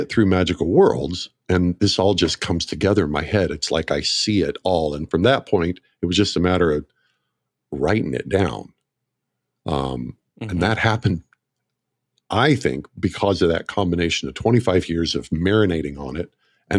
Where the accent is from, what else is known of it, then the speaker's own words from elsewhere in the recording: Oklahoma, United States; I grew up in Northeast Oklahoma, about 40 miles north of Tulsa.